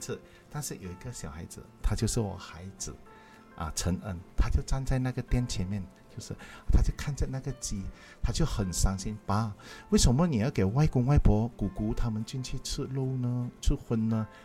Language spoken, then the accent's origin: Chinese; Malaysia; also born or lived in Klang; 我们华人，尤其是我们马来西亚华人